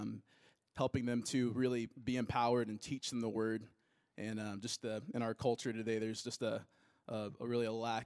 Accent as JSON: {"language": "English", "town": "Suwanee", "region": "Georgia", "country": "United States", "lives_now": "Alpharetta, United States", "said": "I'm from Suwanee, Georgia, and I currently live in Alpharetta."}